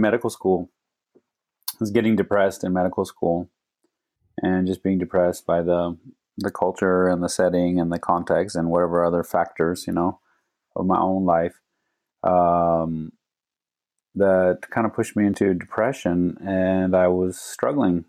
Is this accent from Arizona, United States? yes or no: yes; Phoenix, Arizona, United States; I grew up here in Phoenix